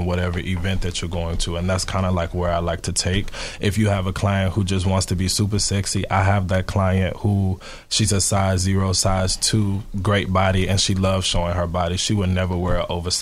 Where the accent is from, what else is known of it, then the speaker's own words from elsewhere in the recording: Memphis, Tennessee, United States; I'm from the South, so I'm from Memphis, Tennessee